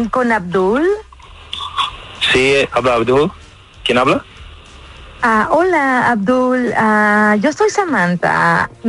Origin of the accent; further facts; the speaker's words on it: Colima, Mexico; Yo soy mexicana. Órale, ¿de qué parte? Mm, yo soy del estado de Colima.